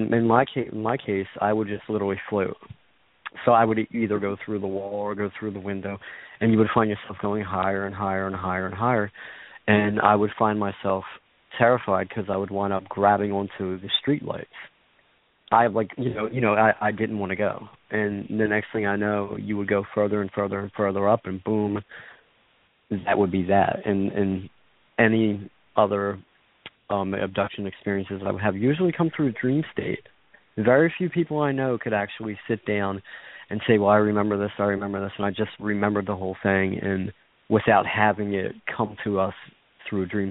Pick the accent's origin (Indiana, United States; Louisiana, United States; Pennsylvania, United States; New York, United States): Pennsylvania, United States; Philadelphia; I grew up in Philadelphia, Pennsylvania